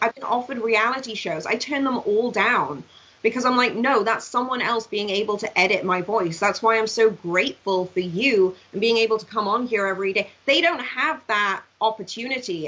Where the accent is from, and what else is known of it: Swansea, Wales, United Kingdom; born or raised there; moved away as an adult; now in United States